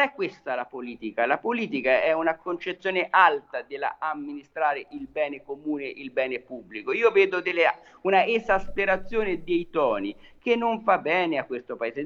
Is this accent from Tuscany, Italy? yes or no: yes; Tuscany, Italy; io da toscano